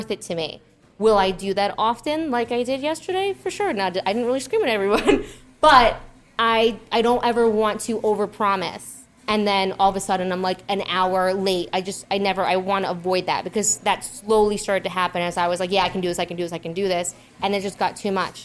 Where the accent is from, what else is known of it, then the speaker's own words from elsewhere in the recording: New York, United States; I'm from New York